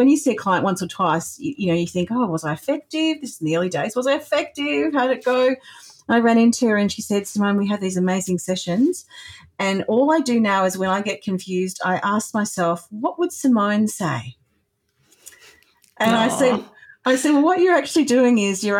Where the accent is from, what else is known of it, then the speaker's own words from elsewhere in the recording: Australia; I am Australian